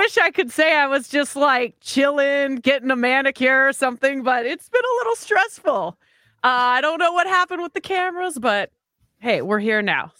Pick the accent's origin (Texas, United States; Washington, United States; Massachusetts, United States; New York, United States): Washington, United States; Seattle; also born or lived in Vancouver; I grew up in the Seattle area. I am Canadian, so I was born in Vancouver, moved to Seattle when I was about 5-6 years old.